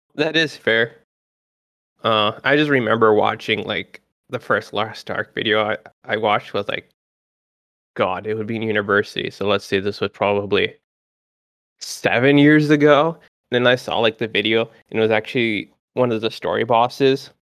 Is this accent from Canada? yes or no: yes; Canada; I'm from Canada